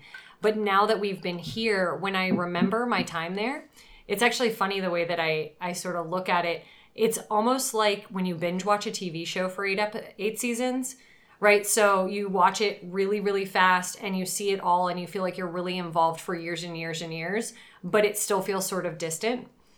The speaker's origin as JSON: {"language": "English", "area": "Palm Beach County", "region": "South Florida", "country": "United States", "moved": "as an adult", "lives_now": "Chattanooga, United States", "said": "Originally from Palm Beach County in South Florida, about an hour north of Miami. And my husband was born there, and I've been there since I was 12."}